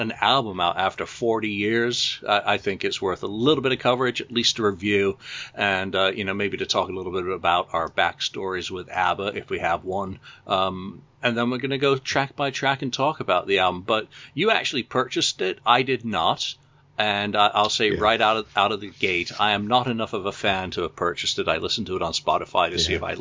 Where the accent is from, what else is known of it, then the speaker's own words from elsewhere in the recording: England, United Kingdom; growing up in England and visiting my grandparents' house